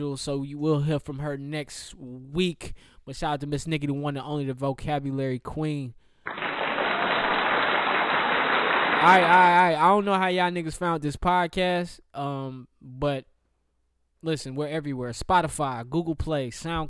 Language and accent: English; the South, United States; me being a Southerner